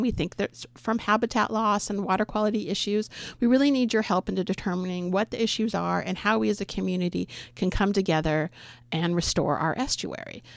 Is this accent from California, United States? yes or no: yes; San Jose, California, United States; moved away as an adult; also born or lived in San Luis Obispo, California / eastern Oregon / Nehalem, Oregon; now in Oregon, United States; I was born in San Jose